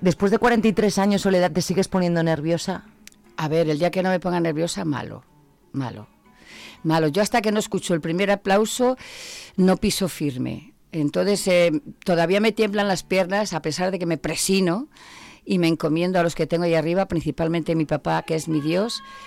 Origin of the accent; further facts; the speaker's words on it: Zamora, Castile and León, Spain; soy castellana